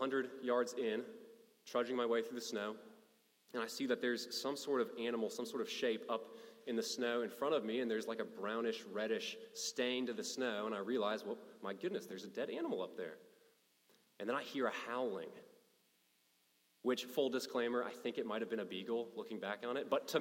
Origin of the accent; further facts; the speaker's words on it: Kentucky, United States; I'm a kid from Kentucky